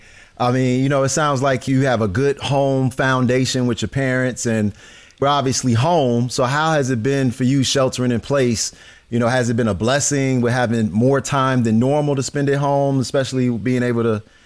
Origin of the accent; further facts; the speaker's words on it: Chicago, Illinois, United States; Because, you know, I'm from Chicago.